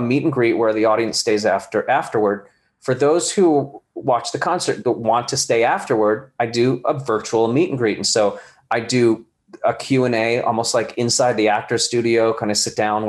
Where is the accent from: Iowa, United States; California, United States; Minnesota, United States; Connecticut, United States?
California, United States; born there; Well, I was born in California and then ended up back in California after my, you know, the beginning of my career in New York. But I was a military brat.